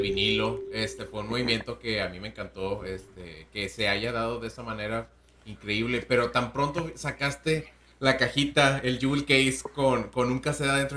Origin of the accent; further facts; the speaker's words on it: northern Mexico, Mexico; uno como norteño